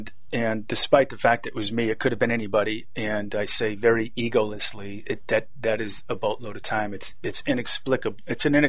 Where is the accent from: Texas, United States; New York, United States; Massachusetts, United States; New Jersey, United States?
Massachusetts, United States; Boston; Yes, Boston, Massachusetts.